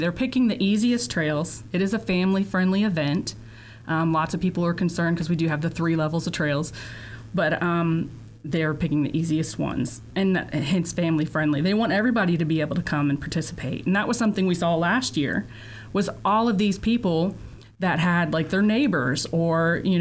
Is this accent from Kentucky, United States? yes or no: yes; Lexington, Kentucky, United States; I'm from Kentucky, Lexington.